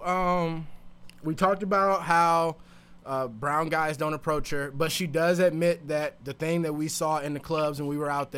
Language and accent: English; Chicago, Illinois, United States; I grew up on the South Side.